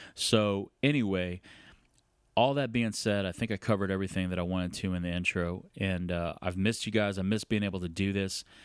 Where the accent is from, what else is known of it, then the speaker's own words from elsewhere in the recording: San Antonio, Texas, United States; was born and raised in San Antonio